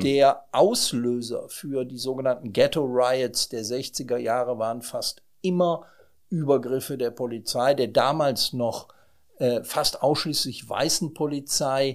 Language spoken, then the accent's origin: German; Germany; wir sind als Europäer und als Deutsche